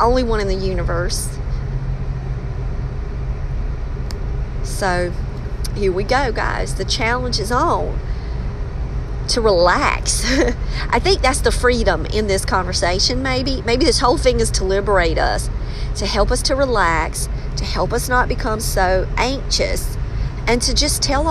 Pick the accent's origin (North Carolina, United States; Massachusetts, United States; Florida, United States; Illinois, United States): North Carolina, United States; Maxton; I'm from Maxton